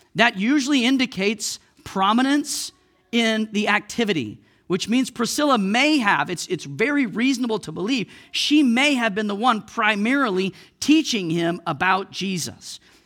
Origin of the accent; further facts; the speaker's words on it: Oklahoma, United States; moved away as an adult; also born or lived in Missouri; now in Saint Louis, United States; I was from Oklahoma. I lived in Oklahoma all my life. I moved to Missouri